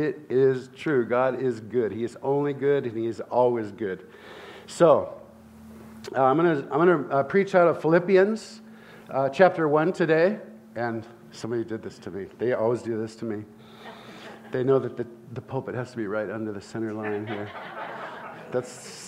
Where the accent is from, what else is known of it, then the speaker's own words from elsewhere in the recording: Santa Barbara, California, United States; I grew up in Santa Barbara, California